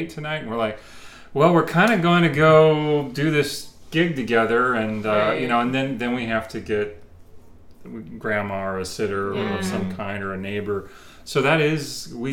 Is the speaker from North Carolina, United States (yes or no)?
no; Portland, Oregon, United States; being a kid growing up in Portland.